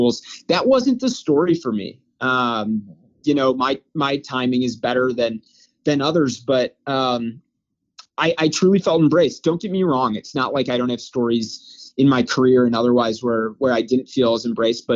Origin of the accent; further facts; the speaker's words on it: Wheaton, Illinois, United States; now in Chicago, United States; I'm from Wheaton, Illinois